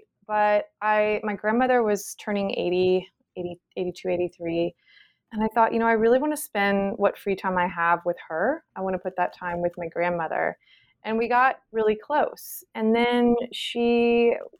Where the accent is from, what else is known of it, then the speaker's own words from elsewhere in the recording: Charleston, South Carolina, United States; moved away as an adult; I'm from Charleston, and I've had a lovely childhood here, and I'm back